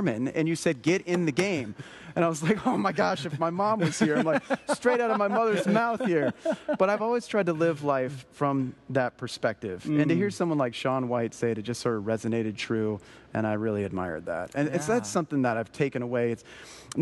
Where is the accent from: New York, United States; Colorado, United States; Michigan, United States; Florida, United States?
Colorado, United States; I grew up snowboarding in Colorado. It's where I'm from